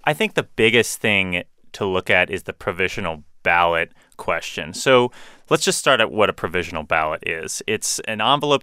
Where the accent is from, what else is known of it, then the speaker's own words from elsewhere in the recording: St. Petersburg, Florida, United States; I'm from Saint Petersburg, Florida